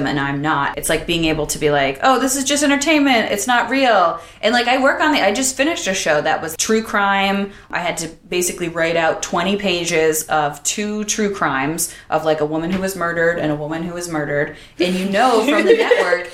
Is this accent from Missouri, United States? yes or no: no; Buffalo, New York, United States; now in Los Angeles, United States; I grew up in Buffalo.